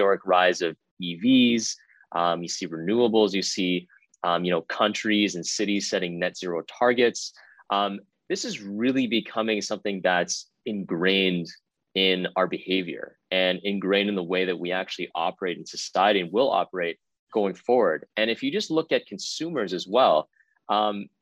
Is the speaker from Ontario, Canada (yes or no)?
yes; Richmond Hill, Ontario, Canada; I'm from Richmond Hill, just north of the city of Toronto